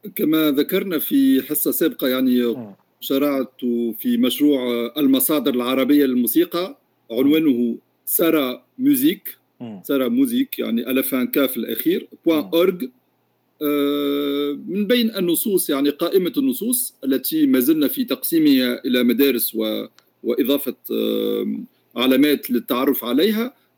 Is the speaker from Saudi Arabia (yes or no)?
no; Tunisia; also born or lived in France; انا بطبيعه الحال من تونس